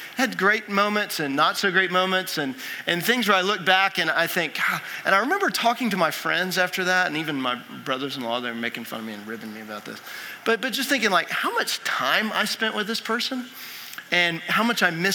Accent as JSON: {"language": "English", "region": "Texas", "country": "United States", "said": "I'm from Texas, and I grew up a huge Rangers fan"}